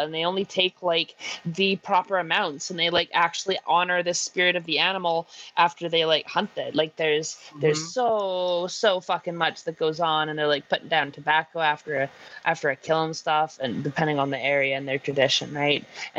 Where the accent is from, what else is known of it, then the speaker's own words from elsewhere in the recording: Canada; accent: Métis; My Métis accent comes through a lot with, like, the, you know, when I'm always, like, saying, when I finish up stuff, I'm like, oh, you know, or something like that. That's very native.